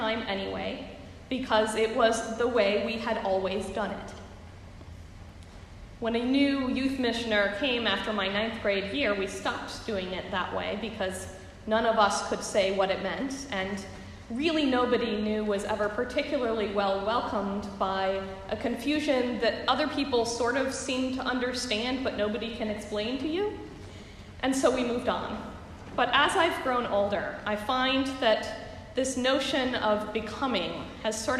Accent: Cleveland Heights and Berea, Ohio, United States; I come more specifically from Cleveland Heights in Berea, Ohio.

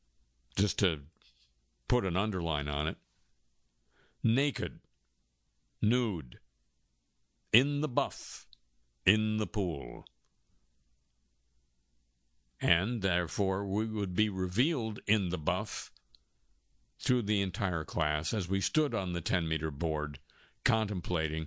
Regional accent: Los Angeles, California, United States; our neighborhood high school, when I was growing up in Los Angeles, was called

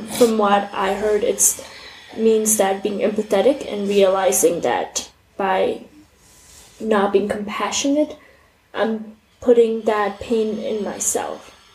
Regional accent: Nepal; I was born and raised in Nepal

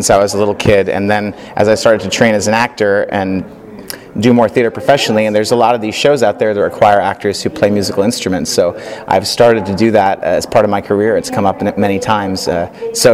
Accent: New York City, New York, United States; I grew up in New York City

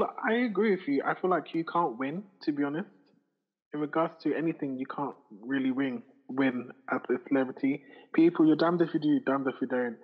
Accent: Ghana; I'm Ghanaian number one. I'm not Nigerian

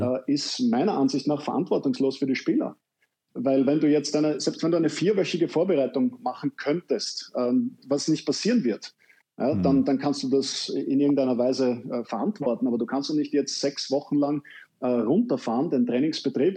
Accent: Vienna, Austria; ich als Wiener

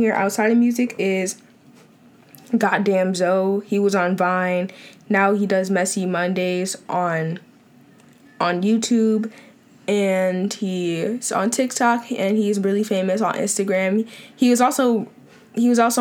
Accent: Long Island, New York, United States; I'm from Long Island, New York, born and still being raised here

